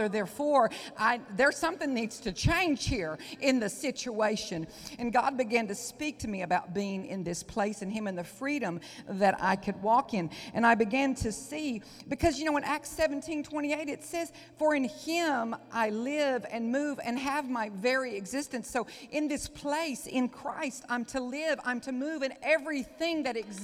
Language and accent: English; Onalaska, Texas, United States; accent: Southern; I'm a housewife from Onalaska, Texas